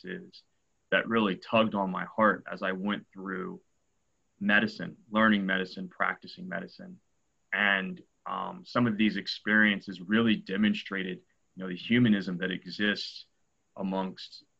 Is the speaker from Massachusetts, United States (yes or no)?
no; Columbus, Ohio, United States; moved away as an adult; now in North Carolina, United States; I'm an Ohio guy. I grew up in Columbus, Ohio, and I live in North Carolina now, but Ohio will always be home.